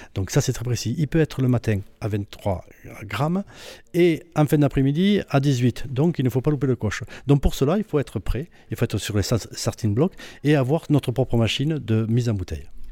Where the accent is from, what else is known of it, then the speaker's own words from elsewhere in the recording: Roquetaillade, Occitania, France; je suis originaire de Rocotaillade. Je suis né à Rocotaillade. J'ai récupéré la maison familiale euh, là où j'habite actuellement